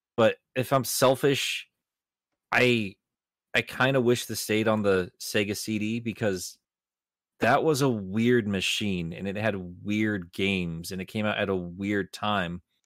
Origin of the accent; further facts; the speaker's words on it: United States; as an American